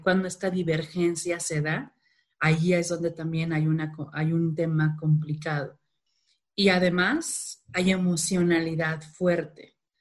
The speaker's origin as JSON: {"language": "Spanish", "town": "Culiacán", "region": "Sinaloa", "country": "Mexico", "said": "Soy de Culiacán, Sinaloa, digo normalmente eso siempre que hablo en público porque se me salen algunas palabras raras, el vato, el plebe, la morra"}